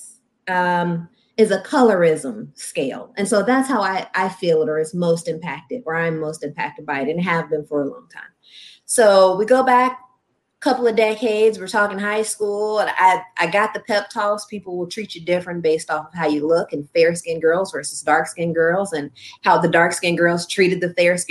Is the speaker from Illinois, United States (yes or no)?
yes; Chicago, Illinois, United States; also born or lived in Orland Park, Illinois; coming from Morgan Park. And so, yeah, born and raised in the Hundreds, and then you go to Sandberg in Orland Park